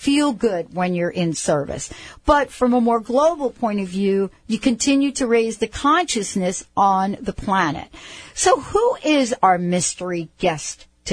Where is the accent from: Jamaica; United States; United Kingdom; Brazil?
United States; New York City, New York; I'm from the Bronx